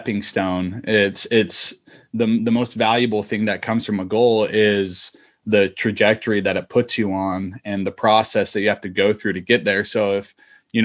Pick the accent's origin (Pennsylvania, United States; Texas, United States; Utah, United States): Utah, United States; moved away; I'm originally from Utah